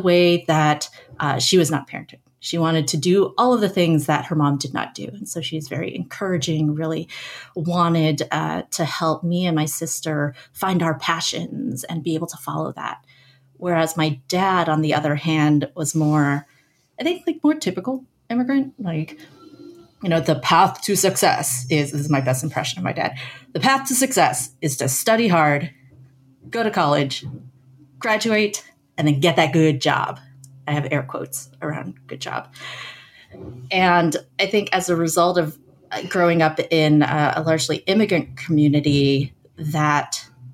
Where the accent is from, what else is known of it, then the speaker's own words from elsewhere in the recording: San Francisco Bay Area, California, United States; I grew up in the San Francisco Bay Area in a suburb largely populated by immigrant families.